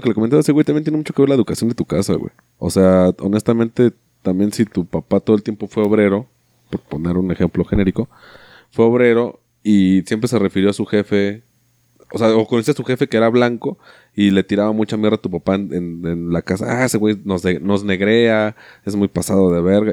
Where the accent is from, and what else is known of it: Mexico